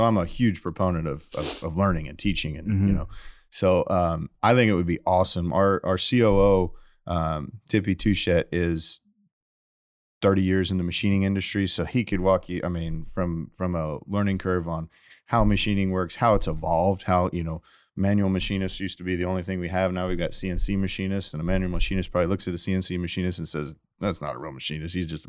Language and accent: English; Indiana, United States; I grew up in Indiana.